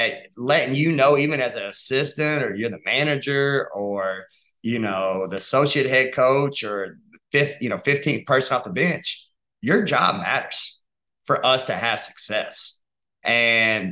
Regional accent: Dalton, Georgia, United States; moved away; I'm from Dalton, Georgia

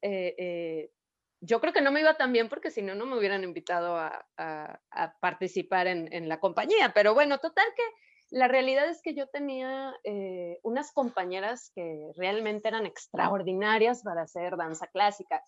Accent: Mexico; soy de México, soy bailarina

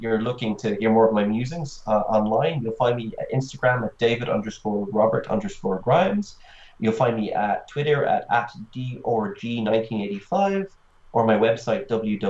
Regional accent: Ireland; I'm Irish

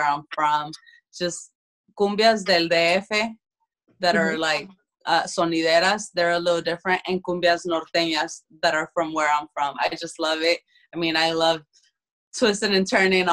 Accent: Phoenix, Arizona, United States; I grew up in South Phoenix

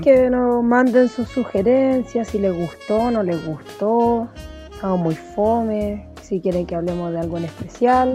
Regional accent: Chile

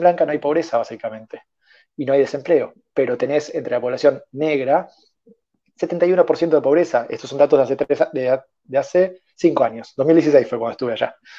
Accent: Argentina

